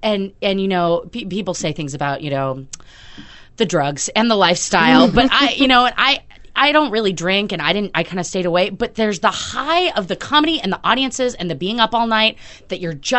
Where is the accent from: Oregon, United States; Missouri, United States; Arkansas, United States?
Oregon, United States; Portland; I'm from Portland